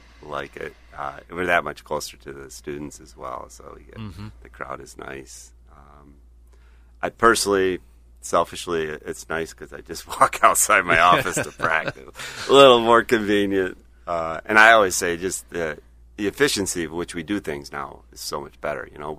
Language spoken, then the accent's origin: English; Webster, New York, United States; Grew up in Webster, New York.